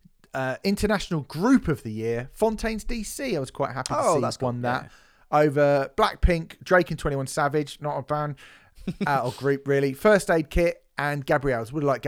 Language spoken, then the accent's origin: English; Coventry, West Midlands, United Kingdom; Because I'm from Coventry. I'm a working class kid from Coventry.